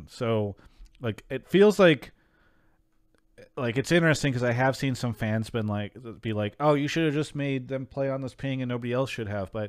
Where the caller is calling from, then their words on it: Denver, Colorado, United States; calling in from Denver, Colorado.